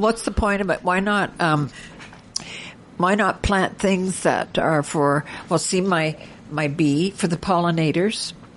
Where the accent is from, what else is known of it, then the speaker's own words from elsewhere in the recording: Ontario, Canada; moved away; I grew up in back in Ontario